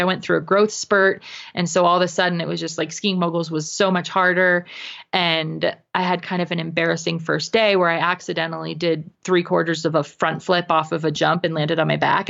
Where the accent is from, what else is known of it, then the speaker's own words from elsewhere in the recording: New England, United States; also born or lived in Connecticut / Vermont; now in Utah, United States; So that's where I live currently, but I was, I was raised in New England between Connecticut and Vermont.